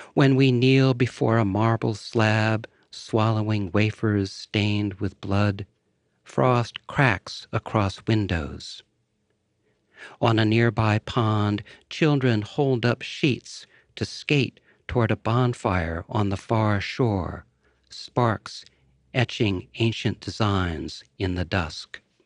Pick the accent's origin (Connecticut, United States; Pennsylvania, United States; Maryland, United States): Connecticut, United States; Woodbury; moved away; the small town where I grew up